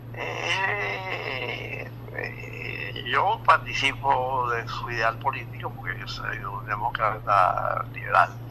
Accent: Venezuela; en mi país

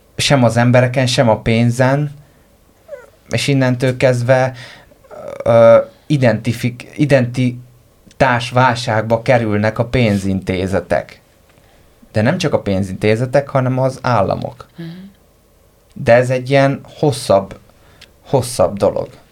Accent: Hungary; magyar vagyok

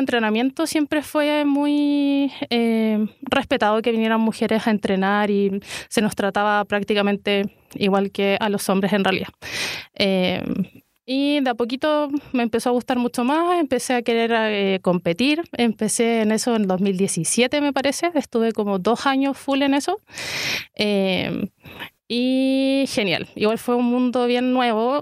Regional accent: San Joaquín, Santiago Metropolitan Region, Chile; yo soy de San Joaquín y estaba acá el club de boxeo de San Joaquín que me quedaba muy cerquita de la casa

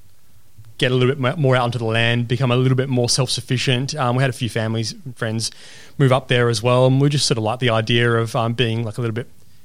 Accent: Perth, Western Australia, Australia; also born or lived in Hong Kong; Born and raised in Perth.

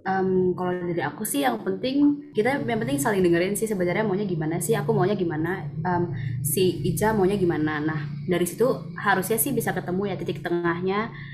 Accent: Balikpapan, East Kalimantan, Indonesia; rumah aku kebetulan di Balikpapan

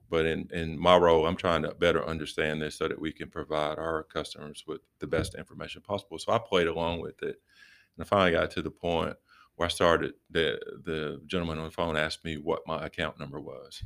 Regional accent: Rocky Mount, North Carolina, United States; moved away as an adult; I'm from Rocky Mount, Charlotte area

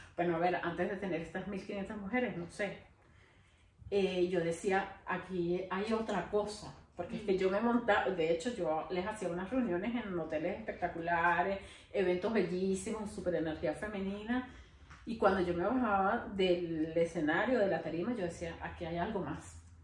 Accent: Venezuela; moved away as an adult; Yo nunca quise salir de Venezuela

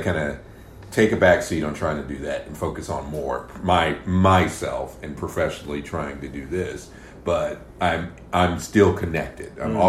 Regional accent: Fayetteville, North Carolina, United States; Not continuously. I did leave for a little bit when I went to school at UNCP in Pembroke, North Carolina, and then I stayed

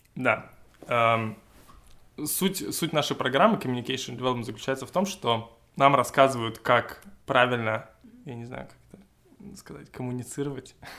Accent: Russia; я из России

